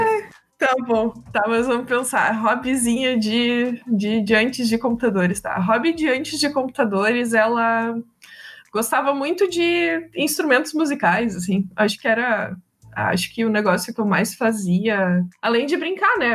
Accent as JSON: {"language": "Portuguese", "town": "Viamão", "region": "Rio Grande do Sul", "country": "Brazil", "tie": "born or raised there", "also_born_or_lived": "Porto Alegre", "said": "Eu sou de Porto Alegre, mas eu morei boa parte da vida em Viamão"}